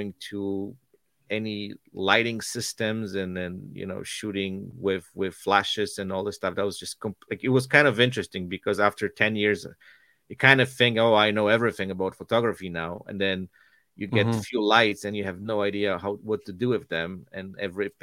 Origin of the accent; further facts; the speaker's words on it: Poland; moved away as an adult; I was born and raised in Poland